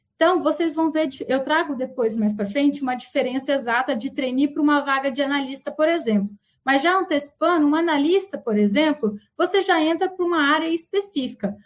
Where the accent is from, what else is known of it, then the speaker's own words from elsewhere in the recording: Paraná, Brazil; also born or lived in Umuarama, Paraná; now in Campinas, Brazil; eu tô aqui em Campinas, mas eu também sou do Paraná